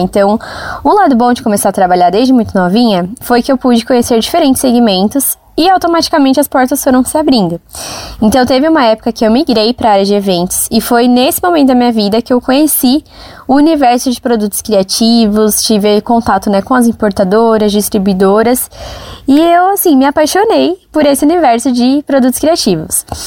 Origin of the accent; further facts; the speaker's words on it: São Paulo, Brazil; Eu nasci e cresci no Jardim Brasil, que é um bairro, um lugar assim de poucas oportunidades.